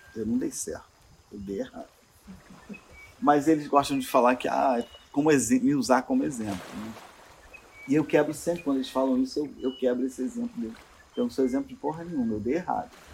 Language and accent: Portuguese; Rio de Janeiro, Brazil; perigoso que perigoso é onde eu estou, de onde eu venho